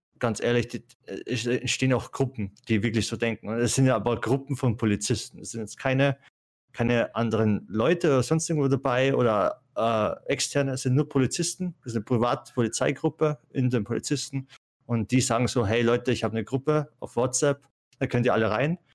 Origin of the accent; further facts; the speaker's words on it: Austria; ich komme aus Österreich, bei mir ist es vom Land